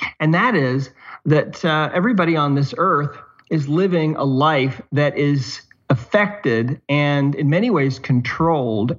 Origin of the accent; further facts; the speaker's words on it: Montana, United States; now in Southern Utah, United States; I live in Southern Utah now. I'm originally from Montana